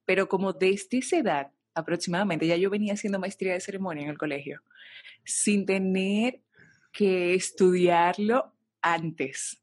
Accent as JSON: {"language": "Spanish", "town": "Santo Domingo", "region": "Distrito Nacional", "country": "Dominican Republic", "tie": "born or raised there", "said": "soy dominicana, nací en Santo Domingo"}